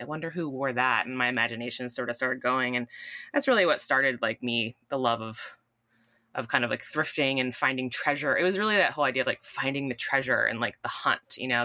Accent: Southern Connecticut, United States; I grew up in Southern Connecticut.

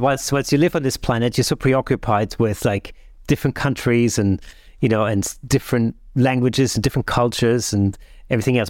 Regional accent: Southern Germany, Germany; now in United Kingdom; in the south of Germany where I grew up.

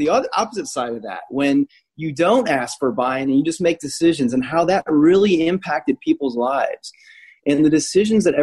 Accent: United States; moved away; also born or lived in Indianapolis, Indiana; I grew up 45 minutes outside of Chicago

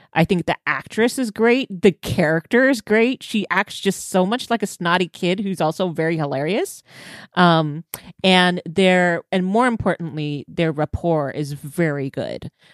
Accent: Texas, United States; being Texan

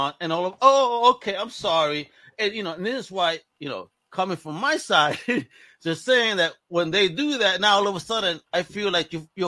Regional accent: New York City, New York, United States; Growing up in Brooklyn, I grew up with so many poor white boys

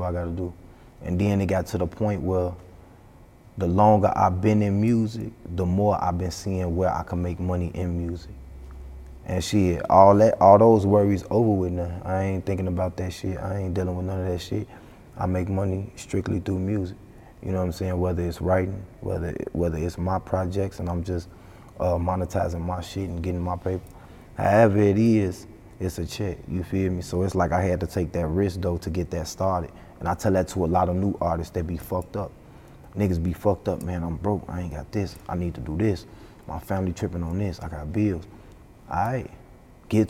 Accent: Chicago, Illinois, United States; I'm from Chicago.

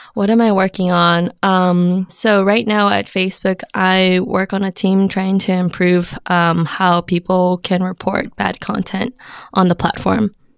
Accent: Alhambra, California, United States; moved away as an adult; also born or lived in Connecticut / San Francisco; I grew up in Alhambra, California

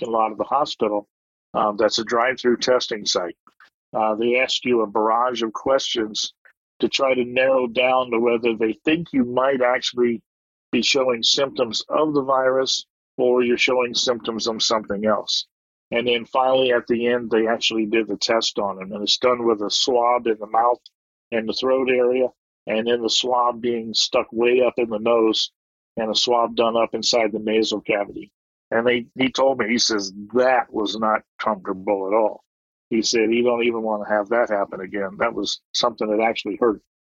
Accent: United States; moved away as an adult; now in Waegwan, South Korea; as an American being over here

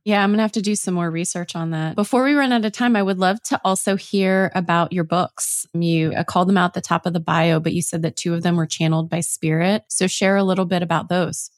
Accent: Ohio, United States; moved away; I'm from Ohio, and I recently moved back

